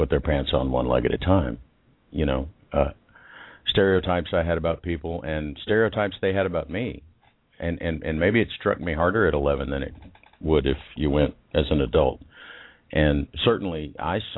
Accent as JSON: {"language": "English", "region": "Texas", "country": "United States", "said": "because I was from Texas"}